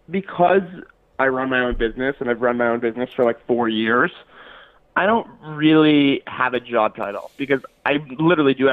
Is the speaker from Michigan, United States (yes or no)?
yes; Detroit, Michigan, United States; I'm from Detroit, Michigan, and I'm seeking $50,000 for 25% of my company, Brew.